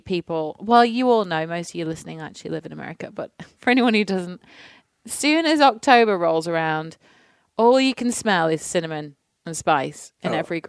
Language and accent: English; near the Pennines, the north of England, United Kingdom; moved away; I'm from England, as we all as the people know, but I'm actually from the north of England in a hilly part near the Pennines. So it does get really bitterly cold in the winter.